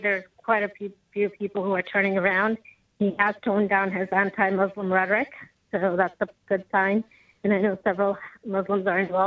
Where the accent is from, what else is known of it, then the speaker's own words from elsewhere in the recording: United States; I feel as an American